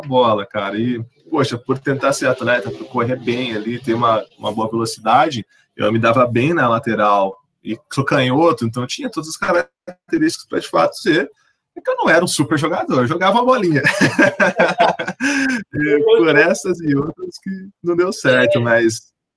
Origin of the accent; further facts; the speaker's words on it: São Paulo, Brazil; nascido e criado e residente do Jardim Ângela